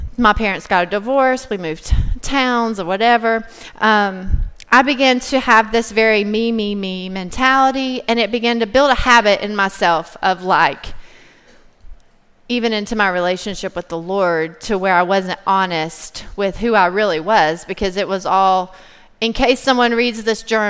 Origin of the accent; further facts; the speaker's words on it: Cumberland Gap, Tennessee, United States; I grew up in Cumberland Gap, Tennessee. It's a really tiny town in East Tennessee.